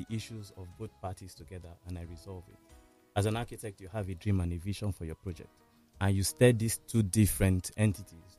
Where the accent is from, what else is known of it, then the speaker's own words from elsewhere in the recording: Nigeria; as a Nigerian first and foremost